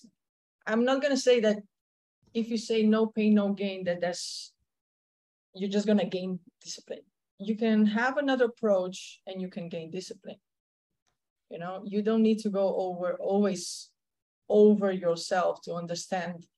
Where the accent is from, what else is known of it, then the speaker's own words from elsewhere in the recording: Slovenia; first language Slovenian; English is a second language; moved away as an adult; also born or lived in Germany; now in Punta Cana, Dominican Republic; I'm from Slovenia